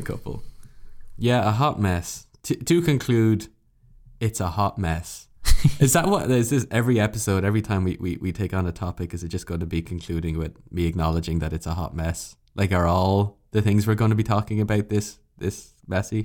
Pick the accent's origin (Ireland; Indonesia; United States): Ireland; being an Irish citizen